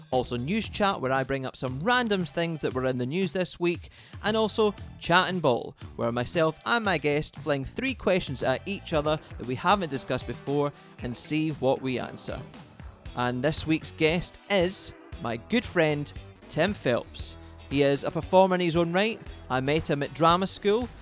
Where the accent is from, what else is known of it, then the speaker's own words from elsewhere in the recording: west coast of Scotland, United Kingdom; now in London, United Kingdom; I'm a Scotsman from the middle of nowhere on the west coast of Scotland, but at the moment I'm occupied in London